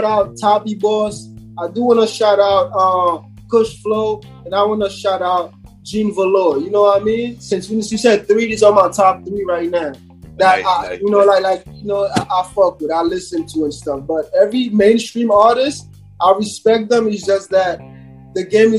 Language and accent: English; Haiti; also born or lived in Brooklyn; now in United States; I was born in Haiti